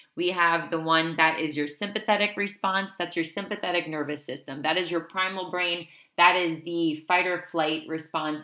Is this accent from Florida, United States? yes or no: yes; South Florida, United States; moved away; I'm from South Florida